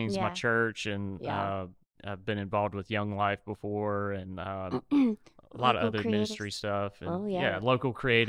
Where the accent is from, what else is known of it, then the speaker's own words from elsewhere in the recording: Cleveland, Mississippi, United States; moved away as an adult; now in Ocean Springs, United States; I'm originally from Cleveland, Mississippi, in the Delta, and I've been here a little over 9 years